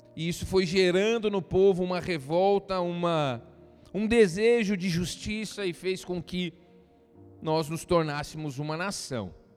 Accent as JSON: {"language": "Portuguese", "country": "Brazil", "said": "nós brasileiros"}